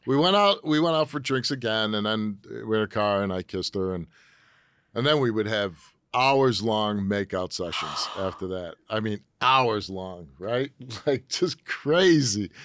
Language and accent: English; Chicago, Illinois, United States; moved away as an adult; now in Connecticut, United States; I grew up in Chicago, and uh, my dad was a military guy